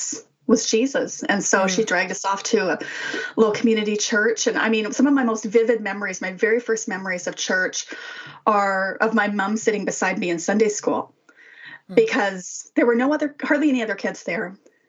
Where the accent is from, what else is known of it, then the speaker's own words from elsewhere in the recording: Saskatchewan, Canada; also born or lived in Winnipeg / Calgary; I mean, I grew up in Saskatchewan and we moved to Winnipeg. And then by then we were living in Calgary.